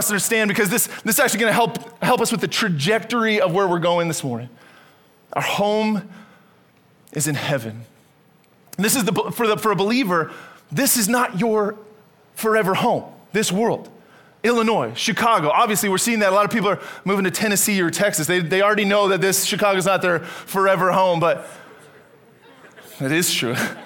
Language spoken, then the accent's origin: English; Canada; moved away as an adult; I was born and raised in Canada